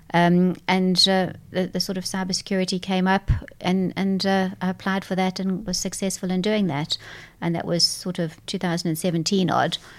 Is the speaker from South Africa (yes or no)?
yes; South Africa; moved away; whilst I come from South Africa, my parents are British, so I'm a English South African person